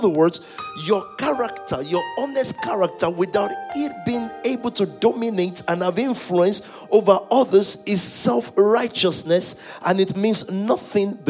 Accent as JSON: {"language": "English", "country": "Nigeria", "tie": "born or raised there", "said": "I was growing up in Nigeria, even though we're not English"}